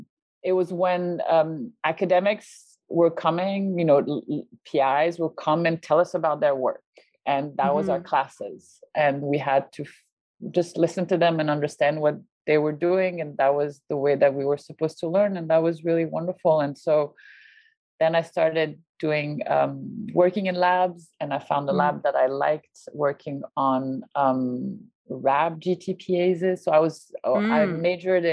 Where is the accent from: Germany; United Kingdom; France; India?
France; moved away; in France, so I grew up in France